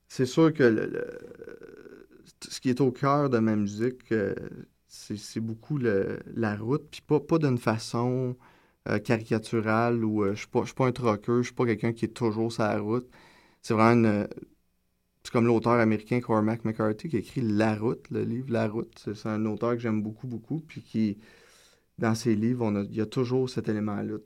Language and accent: French; Gatineau, Quebec, Canada; also born or lived in Maniwaki, Quebec; now in Montreal, Canada; Je viens de Gatineau, je suis né à Maniwaki, je le dis toujours par fierté, mais j'ai pas du tout vécu là-bas. Euh, fait que c'est ça, je viens de Gatineau, euh, Feu Hall